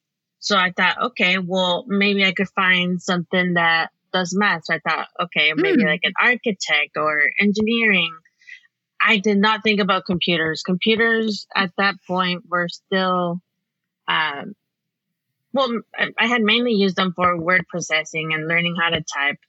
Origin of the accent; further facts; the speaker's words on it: California, United States; It's a really small farming community in California.